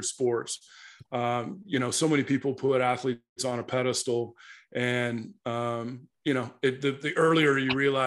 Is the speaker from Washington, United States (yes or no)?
yes; Seattle, Washington, United States; I grew up, born and raised in Seattle. South Seattle, I'm kind of a hood kid.